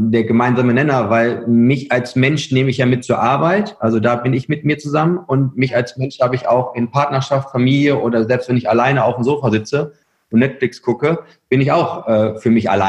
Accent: Herford, North Rhine-Westphalia, Germany; bin, bin Ostwestfale durch und durch. Ja. Also ich komme aus Herford

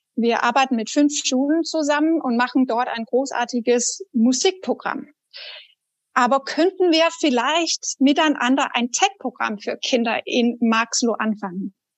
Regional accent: Denmark; German is a second language; now in Germany; als Dänin. Ich bin auch Ausländer in Deutschland

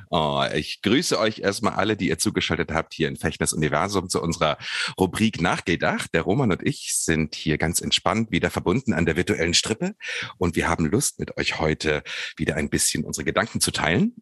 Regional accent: Harz edge, Lower Saxony, Germany; ich bin am Harzrand aufgewachsen, auf dem Land

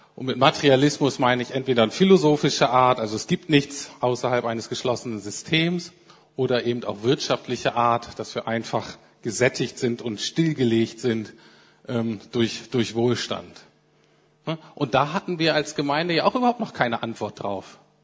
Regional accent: Germany; als Deutsche

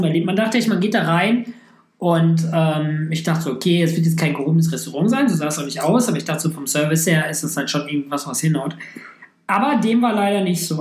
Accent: Düsseldorf, North Rhine-Westphalia, Germany; Ich komme aus Düsseldorf

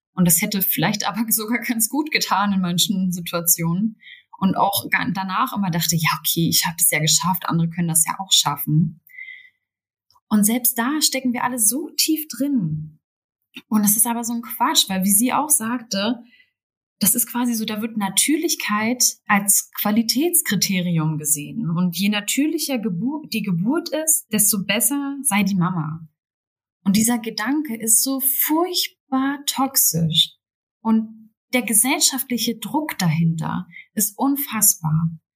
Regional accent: Berlin, Germany; selbst in der Großstadt, ich komme aus Berlin

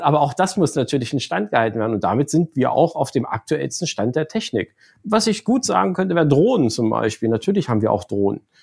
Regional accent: Lower Saxony, Germany; komme aus Niedersachsen eigentlich gebürtig

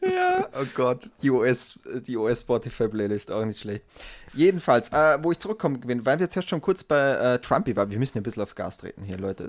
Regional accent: Austria; als Österreicher

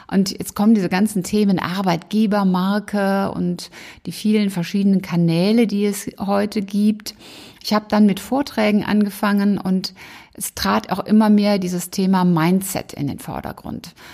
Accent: Rhineland, Germany; ich bin Rheinländerin und Rheinländer sind ja sowieso ähm, alleine durch die Karnevalzeit dann doch sehr musikalisch unterwegs.

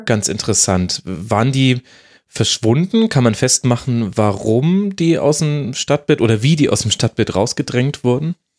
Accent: Munich, Bavaria, Germany; ich hier als Münchner

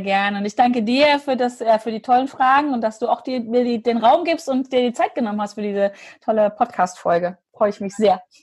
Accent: Hanover, Lower Saxony, Germany; bei uns in Hannover.

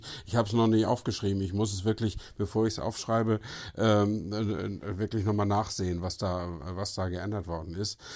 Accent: Northern Germany, Germany; also born or lived in Brandenburg; als Norddeutscher

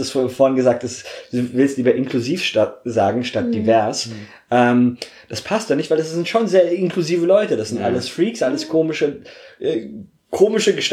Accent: Bavaria, Germany; obwohl ich in Franken auf die Grundschule gegangen bin, äh, in Bayern aufs Gymnasium, äh, in, in, in Franken und Bayern, haha, in München aufs Gymnasium.

